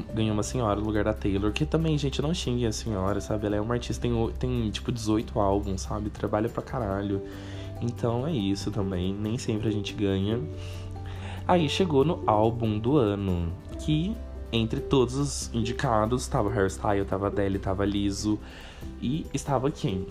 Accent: Cruzeiro, São Paulo, Brazil; now in São Paulo, Brazil; em 2021 eu passei um tempo na minha cidade natal, nasci né, em Cruzeiro, interior de São Paulo, próximo a Taubaté

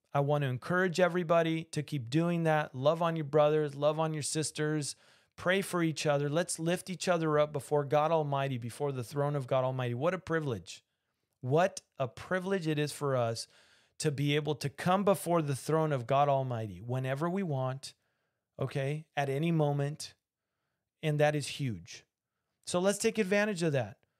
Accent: Argentina; I can do that accent because I'm from Argentina and, uh, yo hablo español

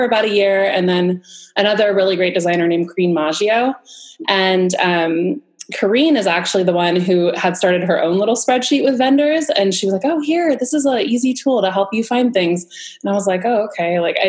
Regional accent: Southern California, United States; I grew up in Southern California and I went to school at San Diego State University.

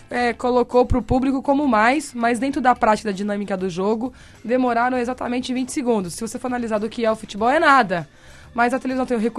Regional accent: Hortolândia, São Paulo, Brazil; Sou de Hortolândia.

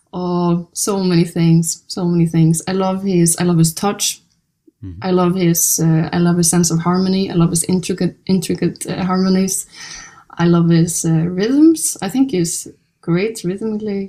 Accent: Iceland; I'm born and raised in Iceland

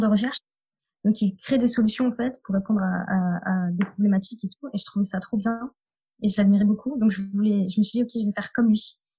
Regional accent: near Clermont-Ferrand, Auvergne-Rhône-Alpes, France; j'ai grandi en Auvergne, dans, dans, une petite commune à côté de Clermont-Ferrand

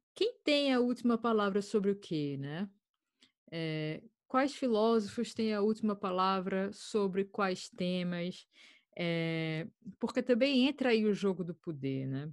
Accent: Brazil; now in Ireland; já estou há 10 anos fora do Brasil

